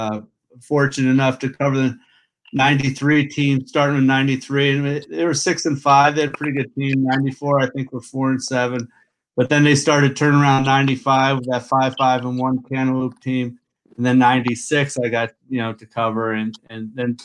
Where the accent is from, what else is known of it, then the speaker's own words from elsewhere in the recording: Albany, New York, United States; moved away; I'm from the Albany area